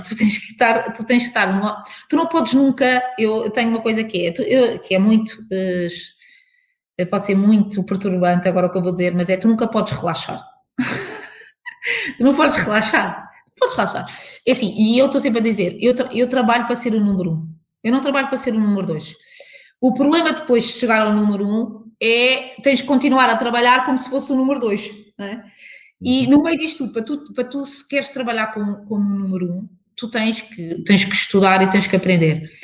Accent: Portugal; como portugueses

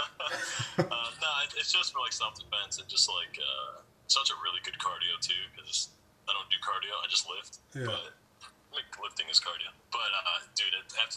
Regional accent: Chicago, Illinois, United States; I grew up in Mount Greenwood

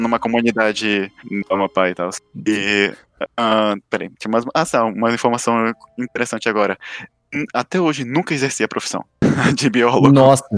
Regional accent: Amapá, Brazil; eu nasci lá no Mapá, lá no norte.

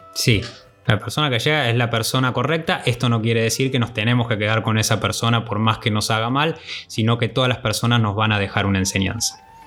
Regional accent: Argentina; moved away as an adult; nos fuimos por mucho tiempo de Argentina

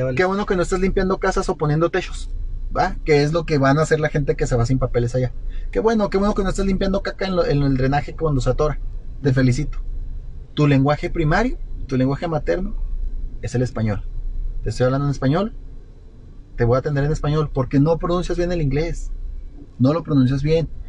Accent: Mexico; also born or lived in Guadalajara; somos Estados Unidos mexicanos

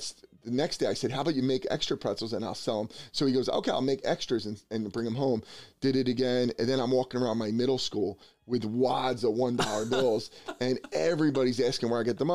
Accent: Bensalem, Pennsylvania, United States; now in New Jersey, United States; I grew up in Ben Salem

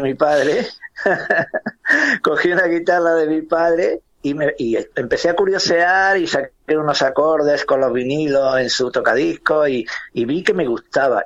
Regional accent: Granada, Andalusia, Spain; moved away as an adult; me siento muy orgulloso de lo que soy y de donde soy, en este orden, granaíno, andaluz y español

